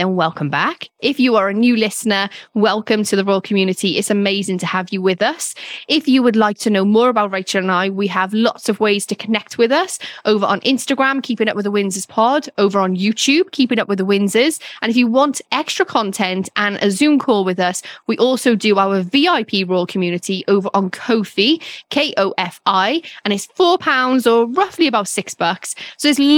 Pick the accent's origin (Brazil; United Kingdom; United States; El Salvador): United Kingdom; Wales; moved away; I'm Welsh